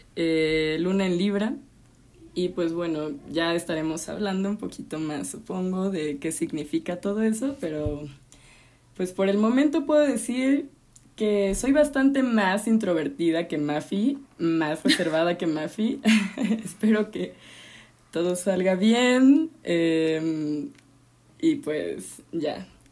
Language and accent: Spanish; Veracruz, Mexico; moved away as an adult; now in Mexico City, Mexico; Soy jarocha, llevo como que son cuatro años en la ciudad